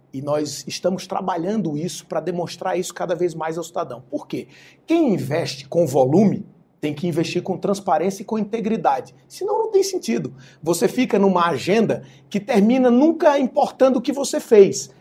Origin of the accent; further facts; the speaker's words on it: Alagoas, Brazil; lá do meu estado de Alagoas